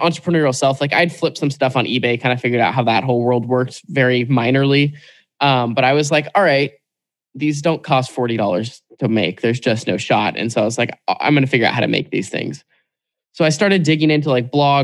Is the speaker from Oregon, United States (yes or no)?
yes; Portland, Oregon, United States; growing up in Portland, Oregon, I'm like 5-10 minutes from Nike headquarters here.